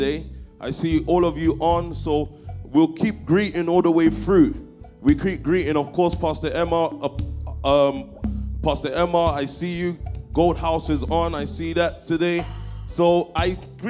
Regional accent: London, United Kingdom; I grew up in Stockwell. That's in Southwest London

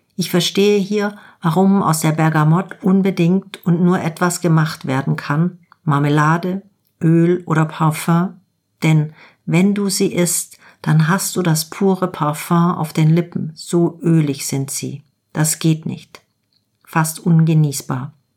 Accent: Germany; bei uns in Deutschland

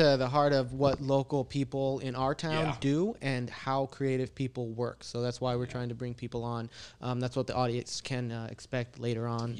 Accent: Chicago, Illinois, United States; now in Lake Havasu City, United States; Yeah, man. Me too. I'm from Chicago.

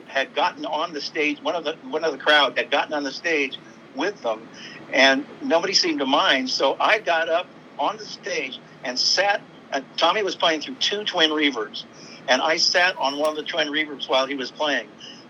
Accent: Sacramento, California, United States; born there; I was born in Sacramento, but I...

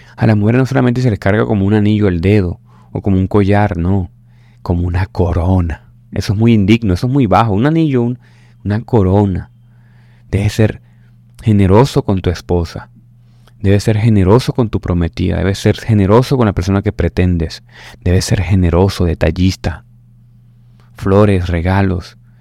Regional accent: Caribbean coast, Colombia; como decimos aquí en la costa colombiana

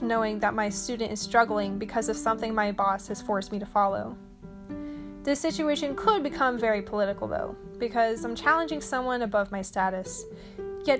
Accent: Arkansas, United States; here in Little Rock, Arkansas

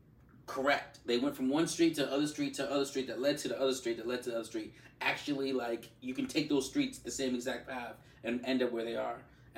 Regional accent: Cambridge, Massachusetts, United States; I am from Cambridge, Boston, Massachusetts.

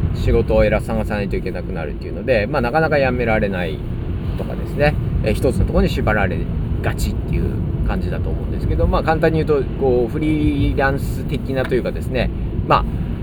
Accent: Ina, Nagano, Japan; 私は長野県伊那市っていうところの出身なんですけれども

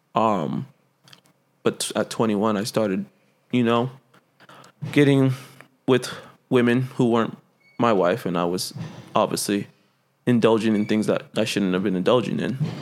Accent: Central Valley, California, United States; moved away; I am from the Central Valley

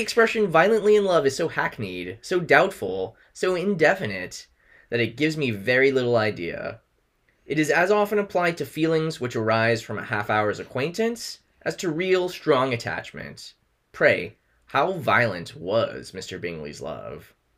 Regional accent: United States; also born or lived in New York City; now in New York, United States; especially as Americans

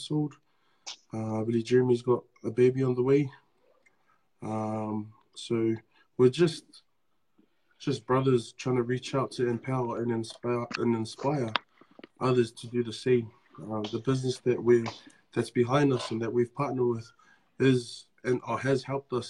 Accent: Auckland, New Zealand; moved away as an adult; now in Australia; I was born and raised in Auckland. I grew up in New Zealand.

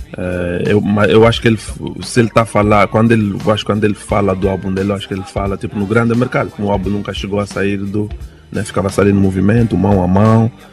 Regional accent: Luanda, Luanda Province, Angola; Eu também sou da Maianga

